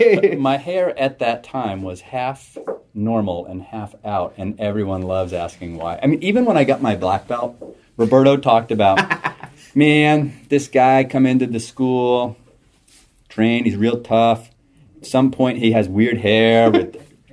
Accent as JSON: {"language": "English", "town": "Acton", "region": "Massachusetts", "country": "United States", "tie": "born or raised there", "said": "So we are in what is considered South Acton right now, just about out of there. I grew up in South Acton, so I grew up about a mile and a half from here."}